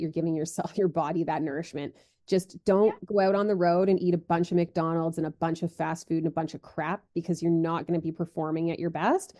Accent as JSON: {"language": "English", "country": "Canada", "said": "as a Canadian"}